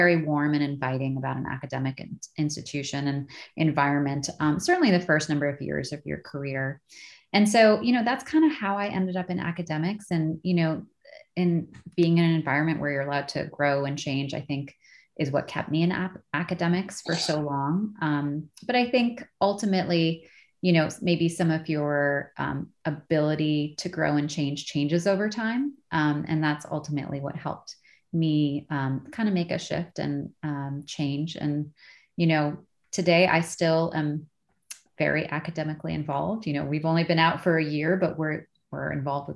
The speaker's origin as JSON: {"language": "English", "region": "Minnesota", "country": "United States", "moved": "yes", "said": "I lived at home for a year because I'm from Minnesota."}